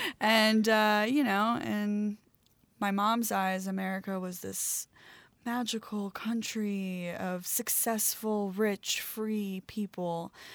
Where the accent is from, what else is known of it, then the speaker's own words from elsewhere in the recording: Baltimore, Maryland, United States; So growing up in Baltimore, Maryland, I grew up in the ghetto right outside of Baltimore City.